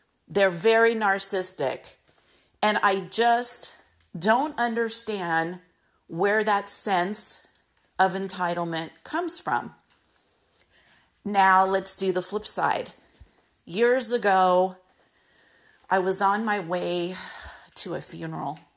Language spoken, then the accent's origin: English; United States; as an American, sometimes when I've traveled overseas, I've had people say to me, "You're so nice. Don't tell them you're from the United States."